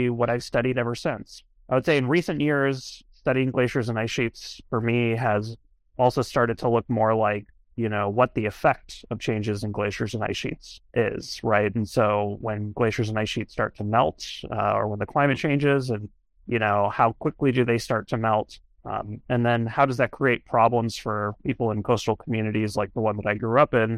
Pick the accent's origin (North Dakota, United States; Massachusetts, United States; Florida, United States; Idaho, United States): Florida, United States; Miami; So I am born and raised Floridian. I grew up in Miami, Florida